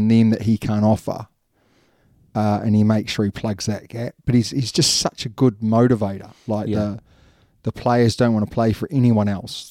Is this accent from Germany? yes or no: no; New Zealand; In New Zealand, we spell things wrong on purpose.